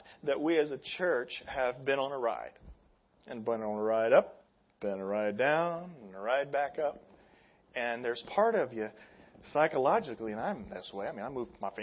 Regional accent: Midwest, United States; I'm from the Midwest

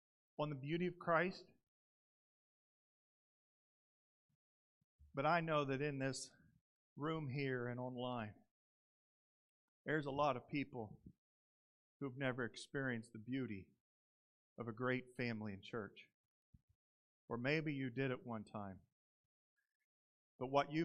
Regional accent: Indiana, United States; moved away as an adult; now in Southern California, United States; I come from Indiana. I grew up on a large grain farm

